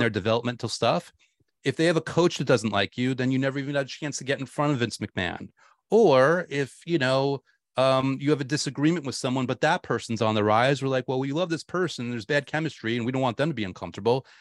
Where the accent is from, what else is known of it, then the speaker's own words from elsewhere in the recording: New York, United States; I was a huge Giants fan growing up in New York